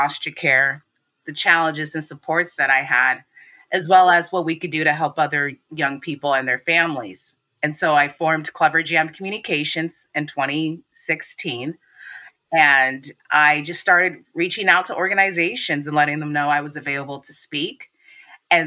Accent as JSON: {"language": "English", "region": "Washington", "country": "United States", "tie": "born or raised there", "said": "I was born and raised in Washington State. I'm currently based in Seattle."}